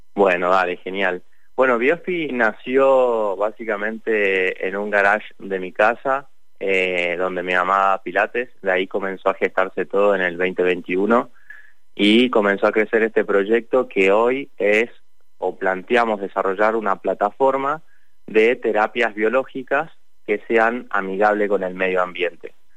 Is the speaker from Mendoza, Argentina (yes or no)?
yes; Lavalle, Mendoza, Argentina; yo soy de La Valle